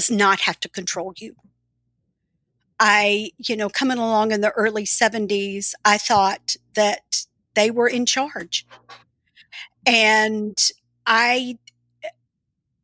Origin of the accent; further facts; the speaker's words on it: the South, United States; also born or lived in Birmingham; now in Nashville, United States; growing up in the South